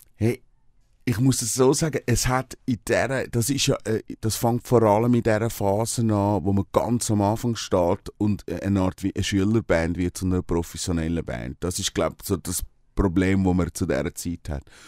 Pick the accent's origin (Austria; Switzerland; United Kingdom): Switzerland; also born or lived in Brazil; ich bin am See aufgewachsen